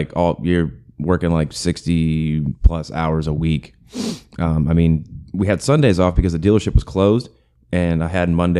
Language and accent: English; Temple, Texas, United States; now in Belton, United States; I moved out of my hometown of Temple and live in Belton